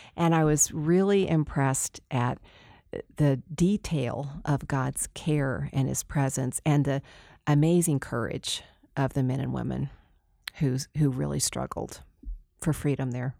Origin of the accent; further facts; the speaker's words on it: Texas, United States; moved away; also born or lived in Denver; I'm the girl from Texas